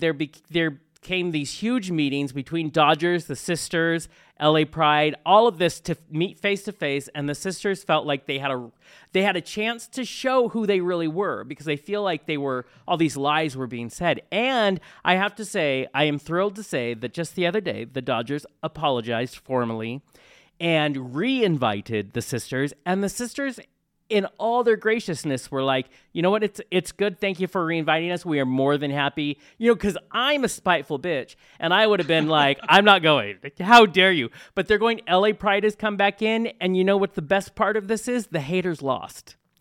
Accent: Tacoma, Washington, United States; now in Spokane, United States; I was born in Tacoma, but I'm in Spokane.

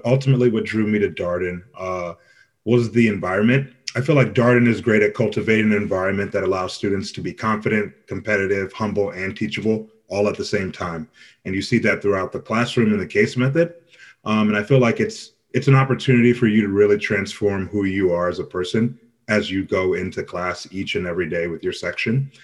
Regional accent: Louisville, Kentucky, United States; moved away; also born or lived in Nigeria; originally from Nigeria, but grew up here primarily in the States in Louisville, Kentucky

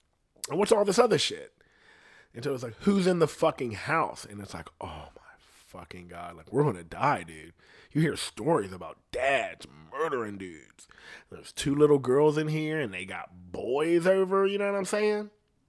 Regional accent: Columbus, Ohio, United States; I'm not even from here. You know what I mean? I'm from Columbus, and we got to go back over there.

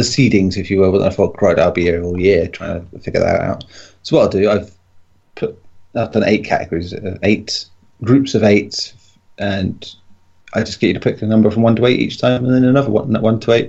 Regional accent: England, United Kingdom; being English

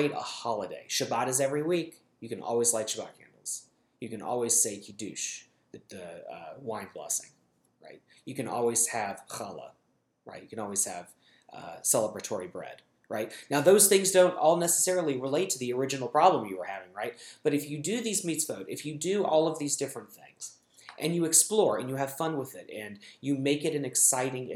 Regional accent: United States; I'm speaking as an American Jew

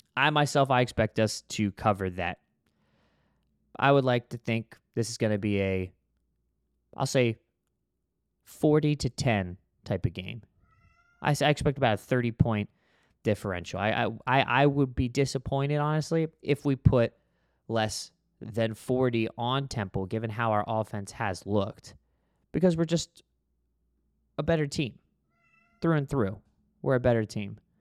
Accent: Florida, United States; growing up in Florida

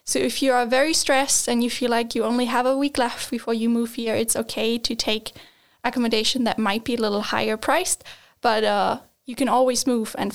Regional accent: Germany; moved away as an adult; now in Sweden; like in Germany, we just don't have this.

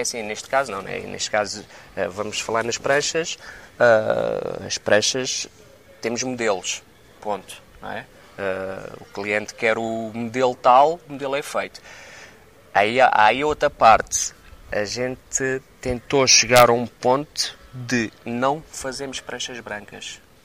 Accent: Setúbal, Portugal; Eu sou de Setúbal, Setúbal não tem ondas.

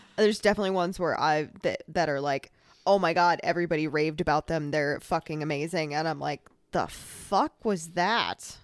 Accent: Midwest, United States; We are from the Midwest

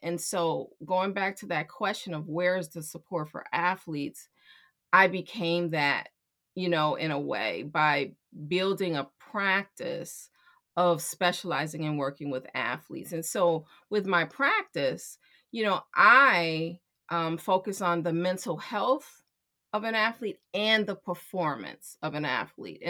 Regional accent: Chicago, Illinois, United States; I'm born and raised in Chicago

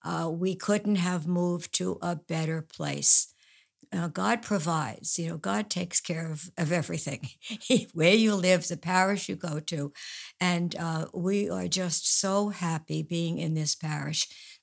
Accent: Woodside, New York, United States; Well, I was born in Woodside, in New York.

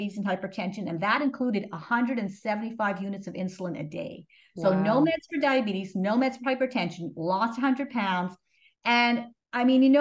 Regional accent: Montreal, Quebec, Canada; moved away as an adult; also born or lived in Toronto; I grew up in Canada, in Montreal.

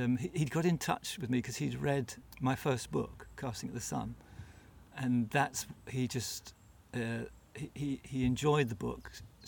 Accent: England, United Kingdom; I'm an Englishman

